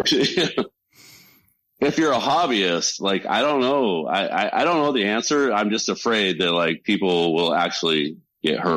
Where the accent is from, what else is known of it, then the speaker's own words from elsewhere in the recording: Central California, United States; I grew up in Central California